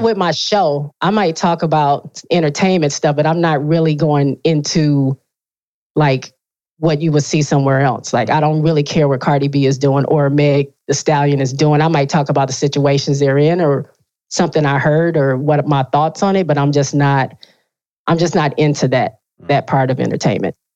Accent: Benton Harbor, Michigan, United States; I grew up in a super small town in Michigan, uh, lower, like right almost on the border of Indiana and Michigan, right on Lake Michigan. Okay. It's called Benton Harbor

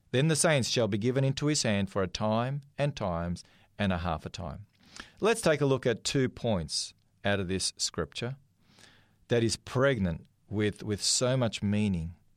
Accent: Australia; I'm an Australian. I was born here in this country

